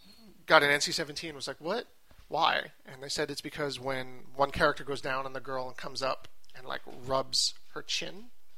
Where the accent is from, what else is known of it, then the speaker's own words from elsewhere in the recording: Quebec, Canada; Well, we're from Quebec, and it was rated R in Quebec.